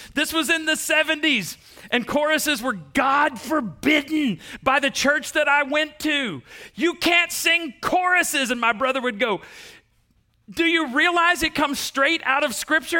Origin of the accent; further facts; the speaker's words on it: Waco, Texas, United States; we're from East Texas or from Texas, you know, we're from Waco